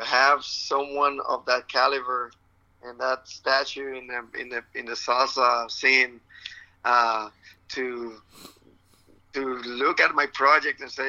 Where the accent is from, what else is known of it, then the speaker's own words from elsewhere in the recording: Puerto Rico; English is a second language; I'm from Puerto Rico, born and raised